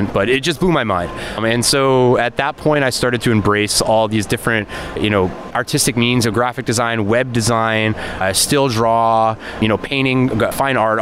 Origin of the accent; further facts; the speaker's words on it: Connecticut, United States; also born or lived in San Francisco; now in Las Vegas, United States; growing up in Connecticut, I never fit the mold